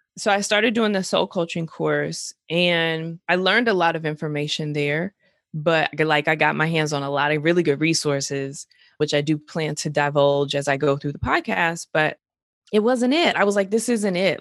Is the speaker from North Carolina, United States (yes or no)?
yes; Greensboro, North Carolina, United States; I'm from Greensboro, I'm from North